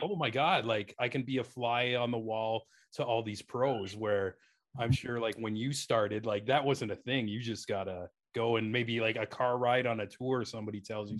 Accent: Canada

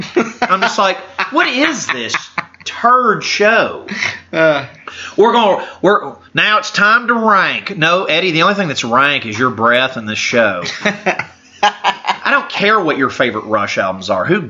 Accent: Canada; I'm Canadian

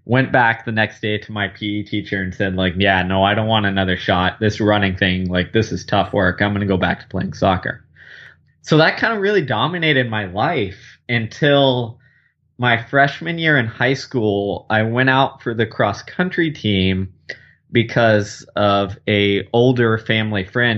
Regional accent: Houston, Texas, United States; I grew up in Houston, Texas, living in the heat and humidity

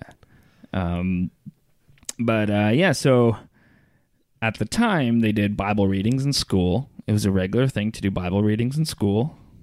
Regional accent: Brockville, Ontario, Canada; moved away; my hometown, Brockville

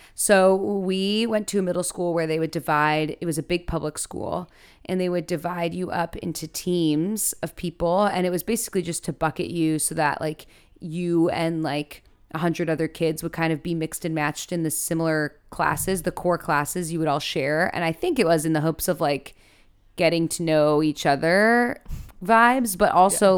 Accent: Chicago, Illinois, United States; I'm from Chicago, Illinois

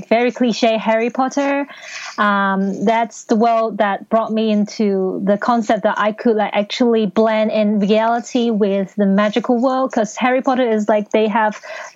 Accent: Hong Kong; first language Cantonese; English is a second language; I'm being raised and born in Hong Kong. So basically, Cantonese is my first language and English is my second language.

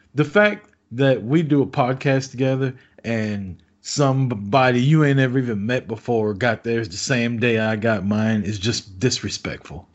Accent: Kansas City, Missouri, United States; my hometown of Kansas City, Missouri

